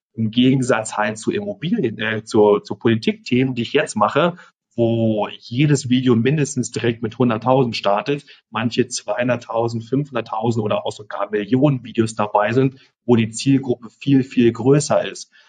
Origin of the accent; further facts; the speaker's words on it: Germany; moved away as an adult; now in Costa Rica; ich bin in Deutschland aufgewachsen, meine Familie ist noch